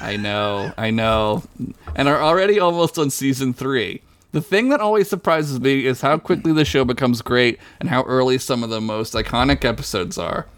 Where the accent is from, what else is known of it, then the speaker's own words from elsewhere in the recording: United States; I'm an American